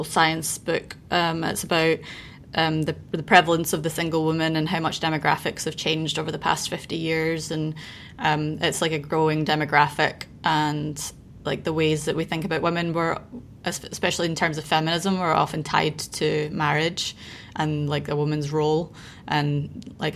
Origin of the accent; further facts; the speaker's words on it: United Kingdom; moved away; in the UK, like we have a tendency to start talking about it being winter in November